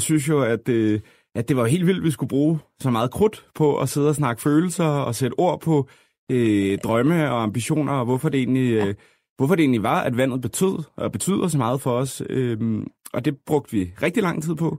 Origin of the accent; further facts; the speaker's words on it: Copenhagen, Capital Region of Denmark, Denmark; vi er jo fra København alle sammen